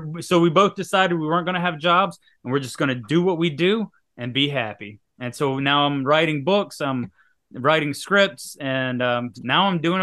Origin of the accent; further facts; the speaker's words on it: Louisiana, United States; now in Mississippi, United States; But I'm from Louisiana originally. I'm in Mississippi right now.